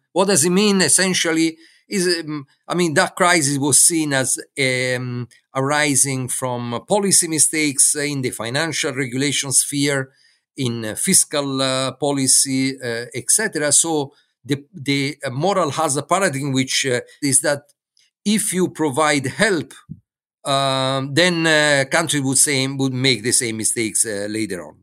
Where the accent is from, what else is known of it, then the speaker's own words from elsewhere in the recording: Florence, Tuscany, Italy; moved away as an adult; also born or lived in Brussels; I'm from Florence